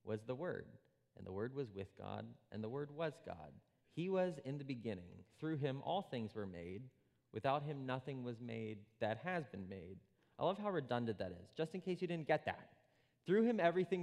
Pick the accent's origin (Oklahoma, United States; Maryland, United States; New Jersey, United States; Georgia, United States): New Jersey, United States; Princeton; I was born in Princeton, New Jersey, which is a little island in a great sea of New Jersey